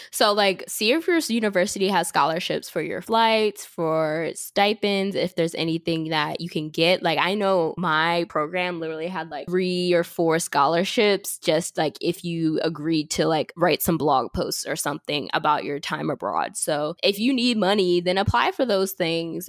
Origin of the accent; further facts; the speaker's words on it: York, Pennsylvania, United States; moved away; I'm from Pennsylvania, but I actually lived in York, which is like five hours from Pittsburgh